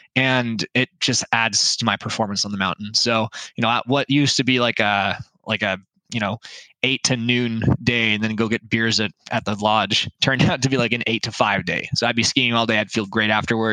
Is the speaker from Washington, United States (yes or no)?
yes; Lake Stevens, Washington, United States; now in Bellingham, United States; a mountain that's close to my hometown, Lake Stevens. And it was the mountain that I grew up hiking on